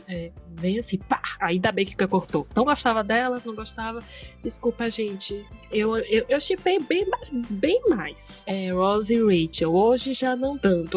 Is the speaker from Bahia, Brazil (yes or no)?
yes; interior of Bahia, Brazil; sou do interior da Bahia, falo da, do interior da Bahia